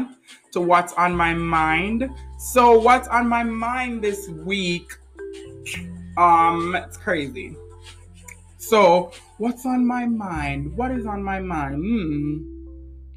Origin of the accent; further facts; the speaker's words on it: Jamaica; now in United States; where I'm from, because I'm from Jamaica